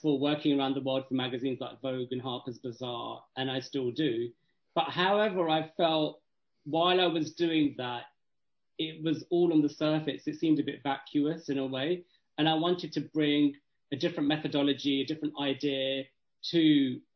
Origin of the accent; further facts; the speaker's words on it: Kent, South East England, United Kingdom; also born or lived in Woolwich; I grew up in Kent